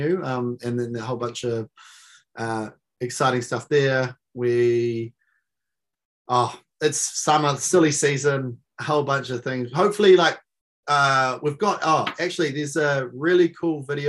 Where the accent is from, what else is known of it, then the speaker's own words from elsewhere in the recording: Gisborne, New Zealand; in Gisborne, in my hometown